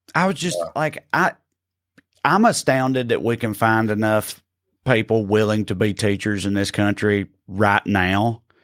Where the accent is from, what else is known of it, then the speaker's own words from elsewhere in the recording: Salina, Kansas, United States; one of my best friends in the world is is uh, Chris Key. I grew up with with in Salina